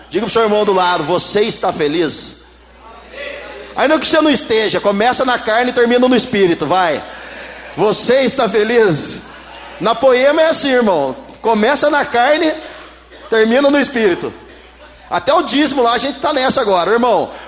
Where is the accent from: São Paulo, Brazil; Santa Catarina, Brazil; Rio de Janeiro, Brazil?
São Paulo, Brazil; Taubaté; Sou de Taubaté, interior aqui de São Paulo. Vocês perceberam, né? Interior, né?